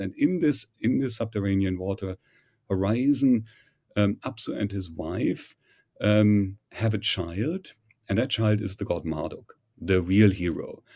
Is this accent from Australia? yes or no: no; Germany; accent: German; English is a second language; moved away as an adult; also born or lived in Heidelberg, Germany / Göttingen, Germany; now in United States; My background, however, is, uh, German, as you may have surmised from my, from my accent.